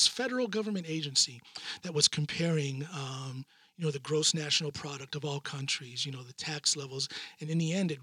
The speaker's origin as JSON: {"language": "English", "country": "United States", "moved": "yes", "lives_now": "Norway"}